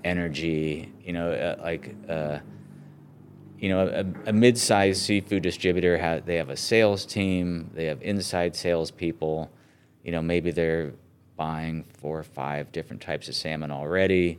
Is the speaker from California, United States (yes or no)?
yes; San Francisco, California, United States; moved away; I grew up in California and, um, in the San Francisco area.